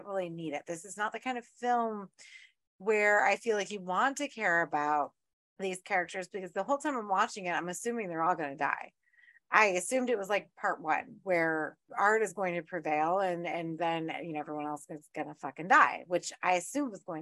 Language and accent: English; Orlando, Florida, United States; I grew up in Orlando